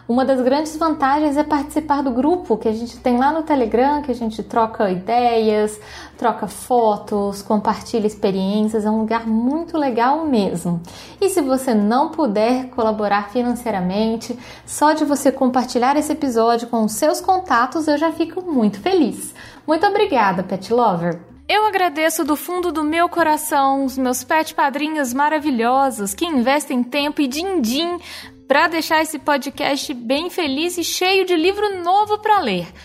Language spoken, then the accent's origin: Portuguese; Rio de Janeiro, Brazil; accent: carioca; moved away as an adult; now in São Paulo, Brazil; Eu sou do Rio